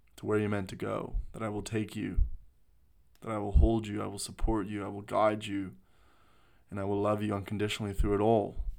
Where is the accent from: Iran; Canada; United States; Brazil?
Canada; moved away as an adult; also born or lived in Sydney, Australia; now in Australia; I was born and raised in Canada. I, uh, moved to Sydney, Australia